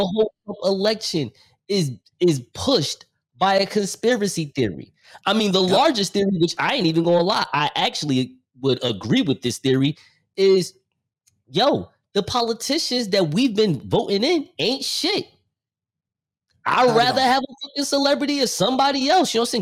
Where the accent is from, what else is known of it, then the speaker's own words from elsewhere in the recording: New Jersey, United States; I'm from New Jersey